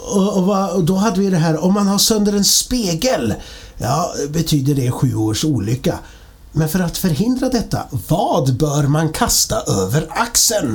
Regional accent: Linköping, Östergötland, Sweden; jag är ju från Linköping

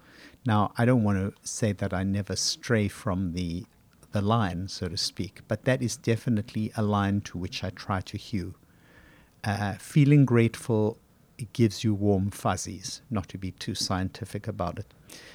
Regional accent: Johannesburg, Gauteng, South Africa; born there; I was born in 1950 in Johannesburg, and I'd heard about the Holocaust

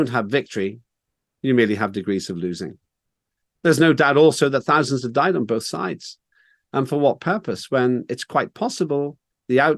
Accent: Northern Ireland, United Kingdom; I grew up in Northern Ireland

